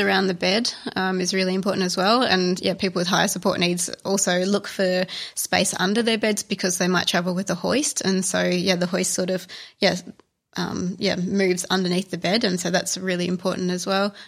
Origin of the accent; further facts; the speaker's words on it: Australia; also born or lived in Italy; being an Australian